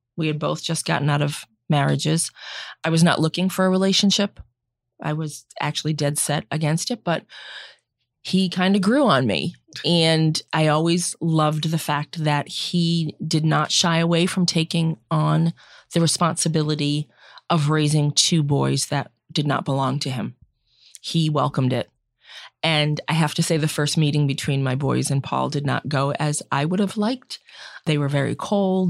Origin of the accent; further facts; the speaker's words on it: Central Massachusetts, United States; I grew up in Central Mass, one of seven children